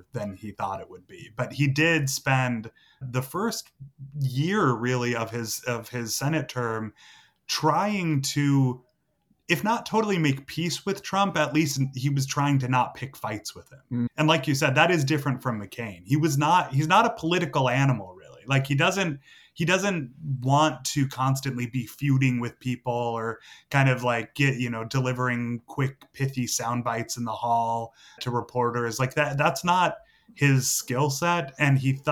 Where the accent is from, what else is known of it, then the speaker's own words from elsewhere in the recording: Massachusetts, United States; I grew up in Massachusetts